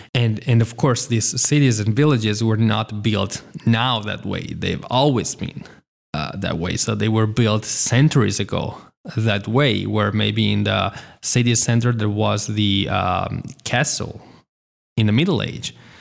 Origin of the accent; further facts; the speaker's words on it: Italy; even if I was born in Italy and I've lived in Italy for a very long time